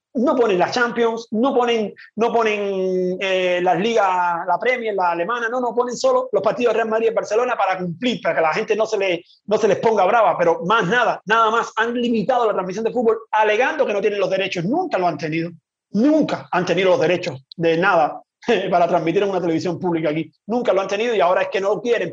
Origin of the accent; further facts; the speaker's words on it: Cuba; yo soy cubano